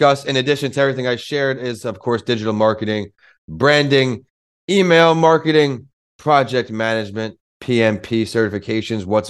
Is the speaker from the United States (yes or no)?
yes; New York, United States; born or raised there